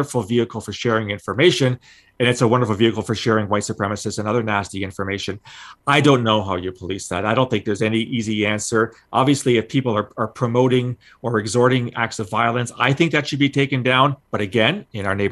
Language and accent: English; London, Ontario, Canada; growing up in London, Ontario